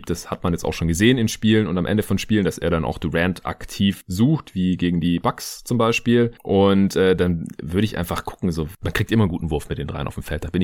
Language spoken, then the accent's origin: German; Stuttgart, Baden-Württemberg, Germany; morgen am Sonntag nach Hause in meine alte Heimat nach Stuttgart